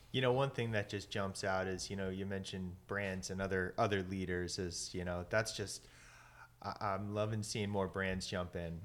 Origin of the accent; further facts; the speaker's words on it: Maryland, United States; I grew up in Maryland in the Chesapeake Bay